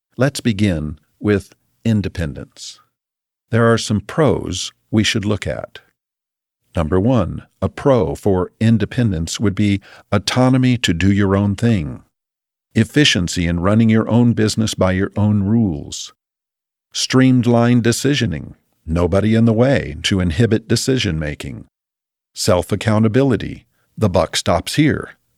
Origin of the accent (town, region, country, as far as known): United States